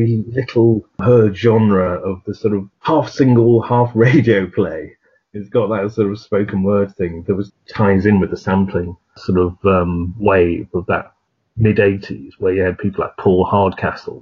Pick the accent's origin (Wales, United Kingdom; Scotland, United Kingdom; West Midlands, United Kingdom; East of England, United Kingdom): Wales, United Kingdom; North; I grew up in North Wales